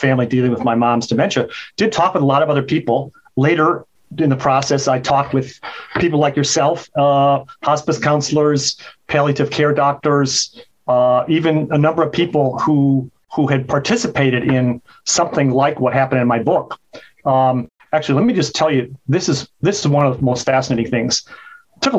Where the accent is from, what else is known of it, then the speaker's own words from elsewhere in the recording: Chicago, Illinois, United States; now in California, United States; where I grew up in Chicago